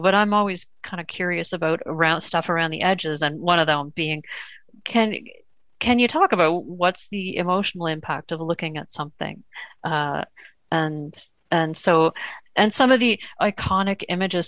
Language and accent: English; Toronto, Ontario, Canada; We're, we're from Canada and Toronto